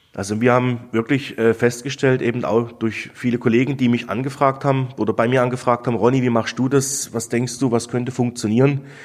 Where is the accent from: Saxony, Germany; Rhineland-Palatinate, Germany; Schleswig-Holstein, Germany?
Saxony, Germany; near Dresden; moved away as an adult; also born or lived in Black Forest, Baden-Württemberg; now in Nesselried, Germany; Ich komme aus Sachsen, bin in Sachsen geboren, durfte in Sachsen überbetrieblich eine Ausbildung genießen